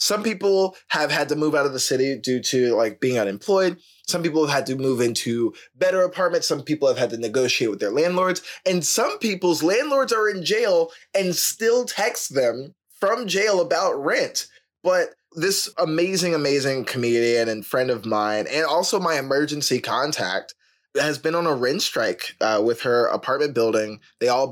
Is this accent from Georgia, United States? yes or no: yes; Georgia, United States; I'm from Georgia